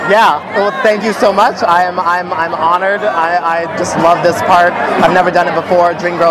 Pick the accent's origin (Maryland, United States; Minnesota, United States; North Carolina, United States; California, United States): California, United States; Orange County; moved away as an adult; also born or lived in Compton, California; now in New York, United States; I grew up here. I was born in Compton. I grew up in Orange County.